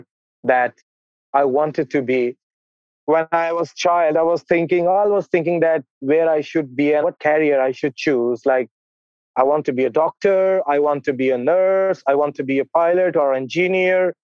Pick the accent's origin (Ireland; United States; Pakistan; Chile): Pakistan; I'm from Pakistan